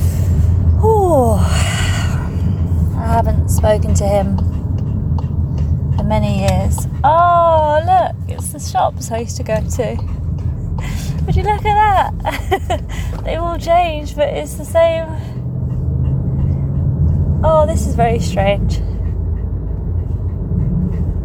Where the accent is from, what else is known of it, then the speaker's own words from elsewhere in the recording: Farnborough, South East England, United Kingdom; first language Polish; English is a second language; also born or lived in Bristol; I was in Farnborough with my mum and my brothers